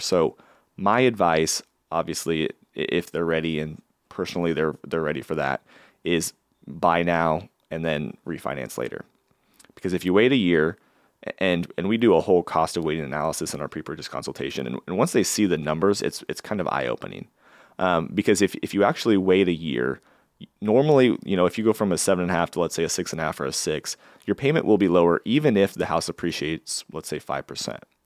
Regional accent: Valley, Nebraska, United States; also born or lived in Lincoln, Nebraska / Florida / New York; So I grew up in Valley, Nebraska. So I consider myself kind of a small town

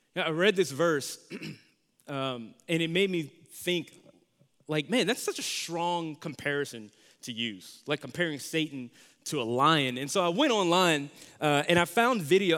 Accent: Louisiana, United States; moved away; also born or lived in Dallas, Texas; so after I lived in Louisiana, we moved to Dallas, Texas

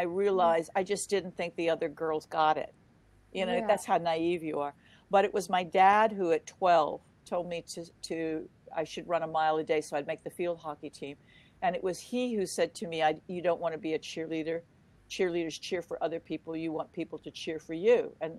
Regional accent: Germany; born there; because I came from a military family, we actually lived all over the world. I was born in Germany, post-war Germany.

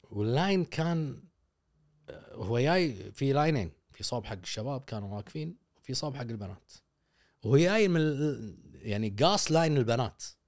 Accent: Kuwait; عندنا بالكويت

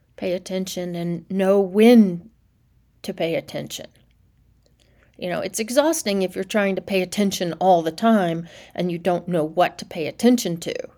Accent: Nashville, Tennessee, United States; moved away; I grew up in Nashville in a Reformed Jewish household

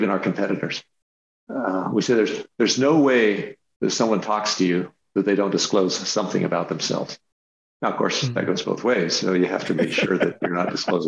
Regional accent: the West, Western United States, United States; I grew up in the West

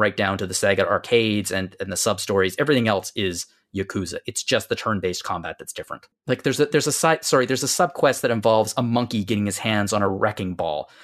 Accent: Canada; I'm, I'm Canadian

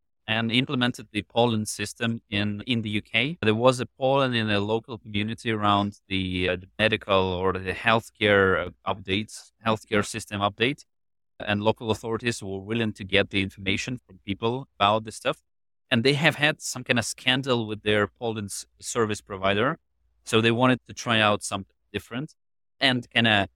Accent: Ukraine; I was born and raised in Ukraine right after the split of the Soviet Union.

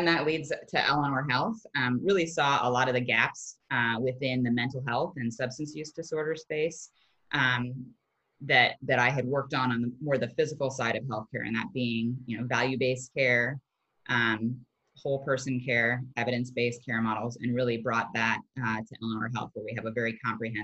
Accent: Midwest, United States; I grew up in the Midwest

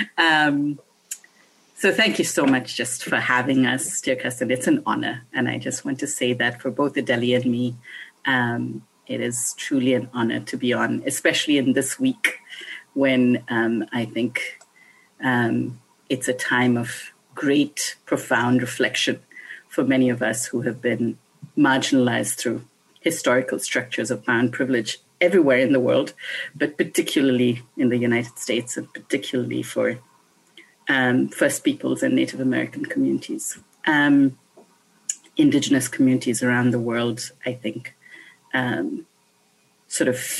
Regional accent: India; when I was a child growing up in India

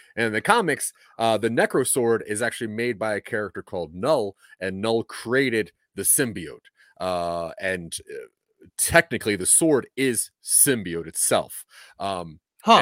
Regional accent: Delaware, United States; I'm from Delaware

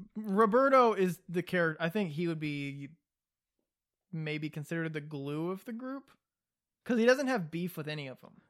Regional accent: the South, United States; being from the South

